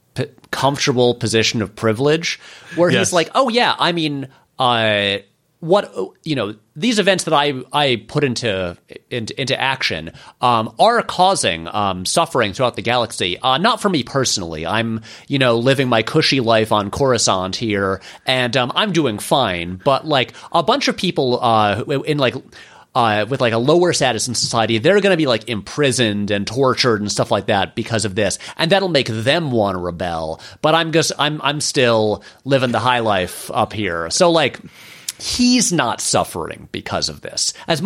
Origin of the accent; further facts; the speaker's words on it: Ireland; Yes, I'm Irish. I have like pasty pale skin.